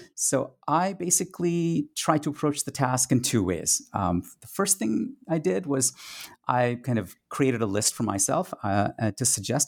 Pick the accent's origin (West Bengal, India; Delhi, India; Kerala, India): West Bengal, India; Kolkata; first language Tamil; English is a second language; moved away; a teenage cinephile growing up in India in the 1980s